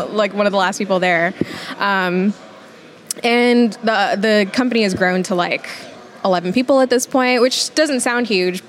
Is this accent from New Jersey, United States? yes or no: yes; New Jersey, United States; moved away as an adult; now in Baton Rouge, United States